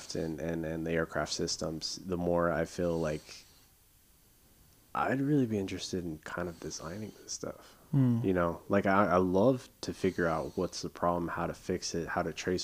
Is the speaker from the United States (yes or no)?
yes; California, United States; we grew up in California